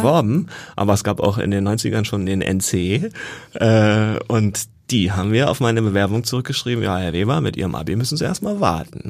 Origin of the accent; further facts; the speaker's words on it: Northern Germany, Germany; moved away as an adult; also born or lived in Jena / Lübeck; Ich komme aus Norddeutschland eigentlich